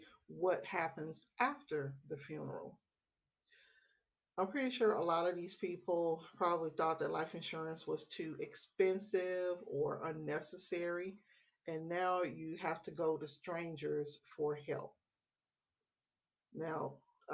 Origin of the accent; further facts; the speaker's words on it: Memphis, Tennessee, United States; now in Texas, United States; I live in the great state of Texas. I'm originally from Memphis, Tennessee